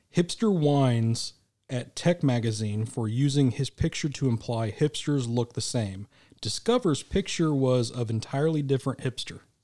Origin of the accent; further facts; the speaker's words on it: Midwest, United States; I'm from the Midwest. I lived in Tornado Alley my whole life